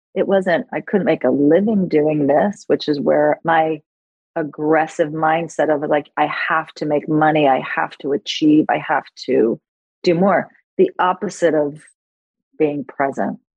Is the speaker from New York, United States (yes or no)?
yes; New York City, New York, United States; moved away; also born or lived in Los Angeles; I grew up in New York City and I was a trained actress